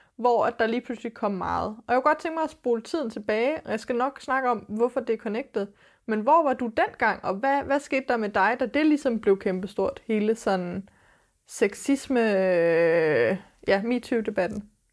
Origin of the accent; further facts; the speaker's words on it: Denmark; vi er født i Danmark med den hudfarve